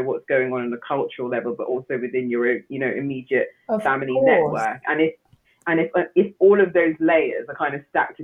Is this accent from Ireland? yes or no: no; Nigeria; I'm Nigerian